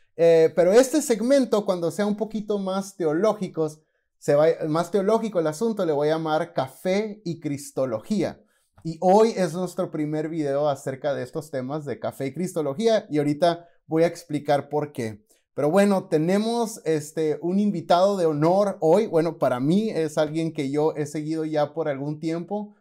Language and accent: Spanish; Mexicali, Baja California, Mexico; vengo de la ciudad de Mexicali y allá no decimos chido, allá decimos chilo